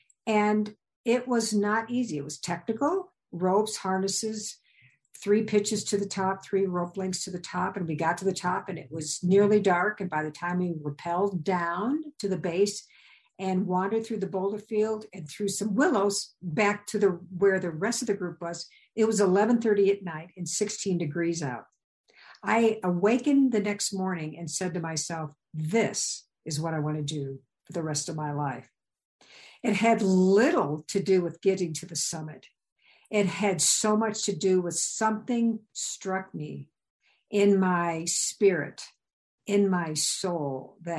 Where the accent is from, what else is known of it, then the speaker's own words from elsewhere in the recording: Midwest, United States; And I came from the Midwest. So seeing a mountain was a big deal, but climbing it was something else.